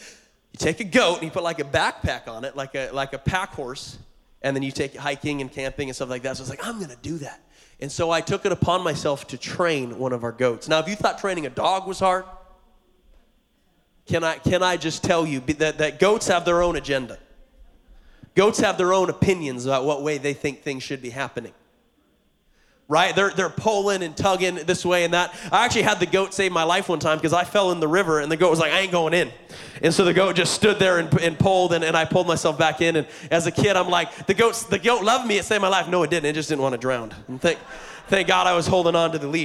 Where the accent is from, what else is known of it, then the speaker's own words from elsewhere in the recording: Montana, United States; now in Hawaii, United States; I grew up in Montana on a farm, and I was homeschooled